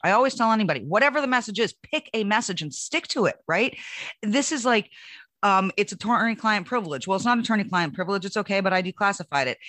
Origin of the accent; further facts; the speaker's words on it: United States; as an American